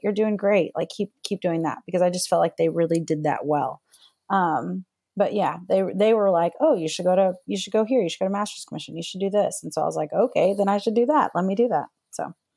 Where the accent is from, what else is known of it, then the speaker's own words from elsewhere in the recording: northeast Texas, United States; So I'm born and raised in Texas. So and I lived in the Bible Belt, which was like northeast Texas.